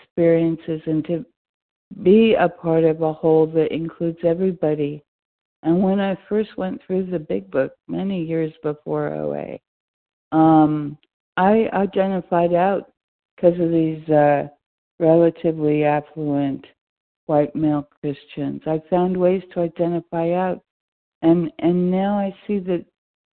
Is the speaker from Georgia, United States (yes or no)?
no; New York City, New York, United States; now in North Carolina, United States; my hometown, New York City. And I grew up on the Lower East Side, not far from the Bowery.